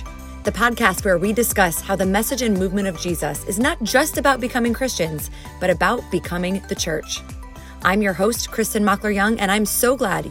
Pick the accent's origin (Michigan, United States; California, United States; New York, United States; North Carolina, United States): Michigan, United States; moved away; No, I grew up in the Midwest, mostly in Michigan.